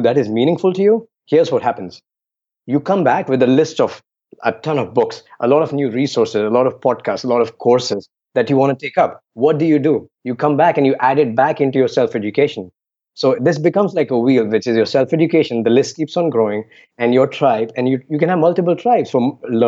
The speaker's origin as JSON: {"language": "English", "region": "Delhi", "country": "India", "tie": "born or raised there", "said": "I grew up in Delhi, which means arrogant for no reason"}